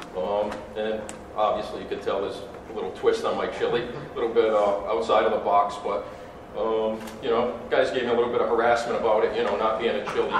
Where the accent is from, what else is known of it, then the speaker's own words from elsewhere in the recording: Rhode Island, United States; I'm from Rhode Island's considered the ocean state.